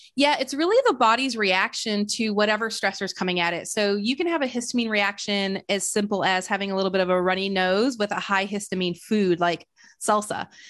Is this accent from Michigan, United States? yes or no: yes; Flint, Michigan, United States; now in Austin, United States; I'm originally from Flint, Michigan.